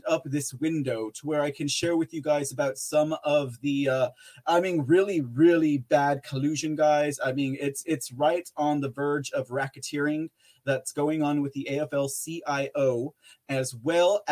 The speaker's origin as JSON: {"language": "English", "town": "San Antonio", "region": "Texas", "country": "United States", "tie": "born or raised there", "said": "my own hometown of San Antonio, Texas"}